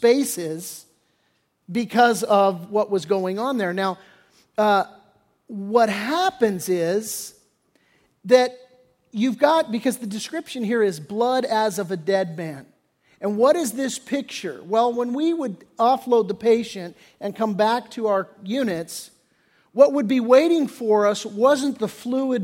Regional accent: Redondo Beach, California, United States; I grew up down in Redondo Beach area

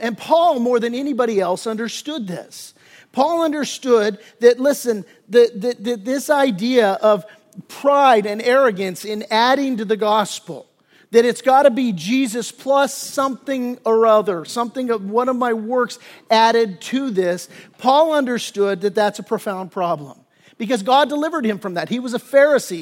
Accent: Torrance, California, United States; I grew up in the South Bay down in Torrance

